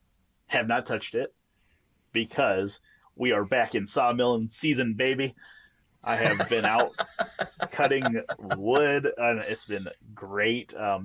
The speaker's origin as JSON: {"language": "English", "country": "Canada", "said": "Like, there's three things that happen when you're Canadian."}